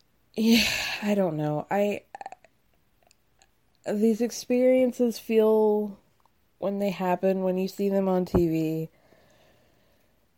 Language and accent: English; Georgia, United States; also born or lived in Illinois; now in New York, United States; I grew up in the suburbs of Georgia